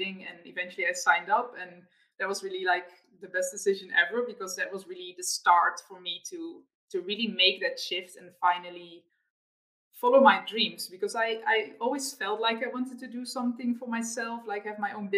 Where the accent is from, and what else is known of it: Netherlands; born or raised there; moved away as an adult; also born or lived in Australia